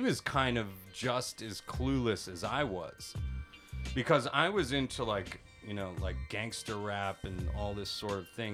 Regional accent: Pittsburgh, Pennsylvania, United States; moved away as an adult; now in Tokyo, Japan; I'm from Pittsburgh, Pennsylvania

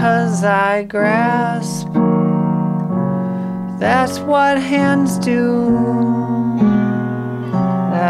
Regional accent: Minnesota, United States; moved away as an adult; I come from Minnesota, and I just returned to Minnesota.

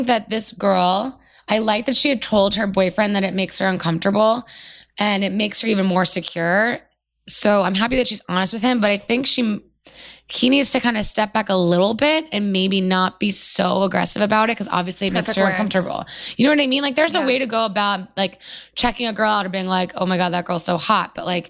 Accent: California, United States; I'm from Orange County and I'm in my late 20s.

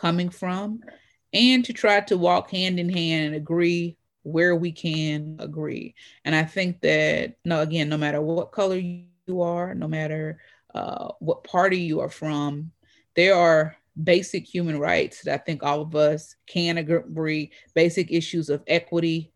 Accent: Louisville, Kentucky, United States; I've lived in Louisville my entire life outside of being away for college and for law school

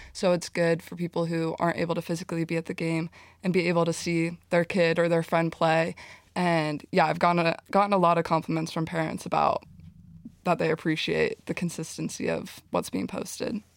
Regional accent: Southern California, United States; moved away; I grew up in Southern California

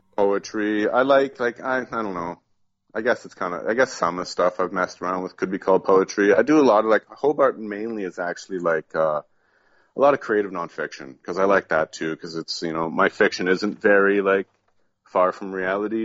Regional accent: Southern Ontario, Canada; moved away as an adult; also born or lived in Toronto; now in Quebec, Canada; I grew up in Southern Ontario

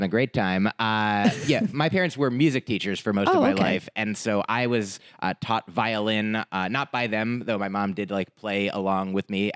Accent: New Jersey, United States; also born or lived in Boston; I grew up in New Jersey

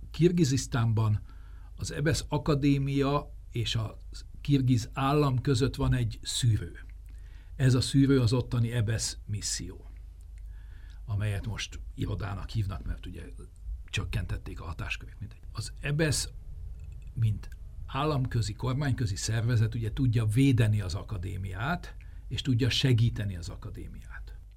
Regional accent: Hungary; mint magyar állampolgárnak

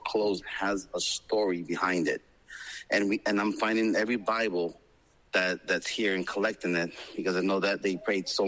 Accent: El Salvador; also born or lived in Florida; now in Palm Beach, United States; I was born in El Salvador during the black years, during the war. And we came here, and since we've been here, we've assimilated and embraced American culture.

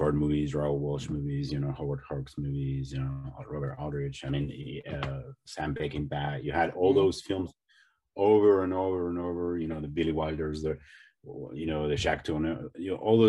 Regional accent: Spain; I grew up in Spain in the 80s, so, and Spanish television was very poor at that time

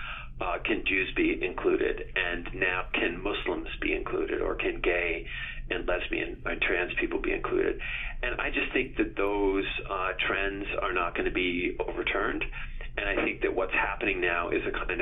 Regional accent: Cape Cod, Massachusetts, United States; I grew up in Cape Cod

